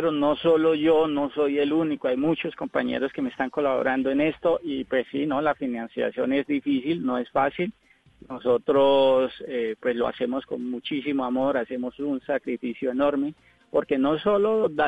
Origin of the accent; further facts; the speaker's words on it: Girón, Santander, Colombia; also born or lived in Molagavita; no soy caleño. Yo soy de un pueblito llamado Girón, a 15 minutos de Bucaramanga, y gran parte de mi infancia me crié con los valores del campo en Molagavita, Santander.